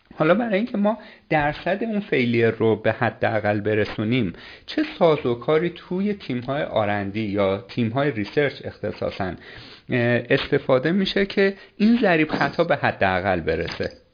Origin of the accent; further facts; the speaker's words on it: Iran; یه آدمی مثل شما و من که شهرستانی هستیم